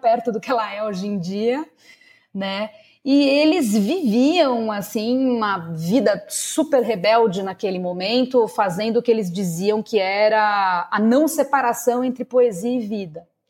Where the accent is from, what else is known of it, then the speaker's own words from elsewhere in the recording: São Paulo, Brazil; Eu sou paulistana, nascida e criada na zona norte de São Paulo